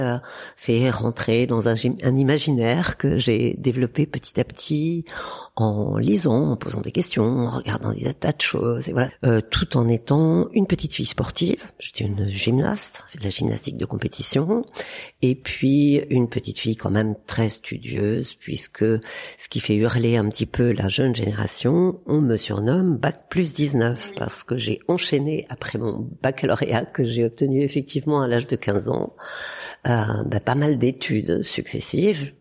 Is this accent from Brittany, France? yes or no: no; Burgundy, Bourgogne-Franche-Comté, France; je suis née en Bourgogne avec une une vie avec des frères et sœurs euh, très proches de la nature